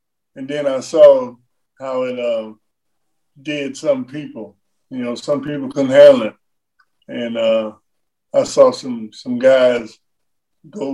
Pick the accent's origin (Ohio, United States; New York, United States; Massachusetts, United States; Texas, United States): Ohio, United States; Cincinnati; I was from Cincinnati